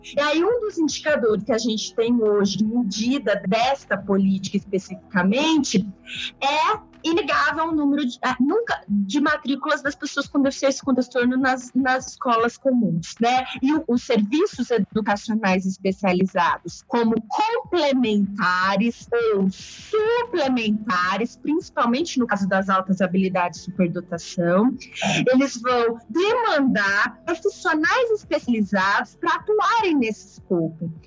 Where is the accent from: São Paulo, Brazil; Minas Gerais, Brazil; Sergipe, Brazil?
São Paulo, Brazil; José Bonifácio; now in Santo André, Brazil; eu sou lá do interior do estado de São Paulo